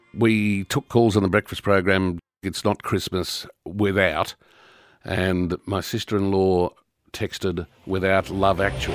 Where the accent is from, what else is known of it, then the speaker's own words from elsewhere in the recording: Brisbane, Queensland, Australia; moved away; also born or lived in Victoria; I grew up in Brisbane in Queensland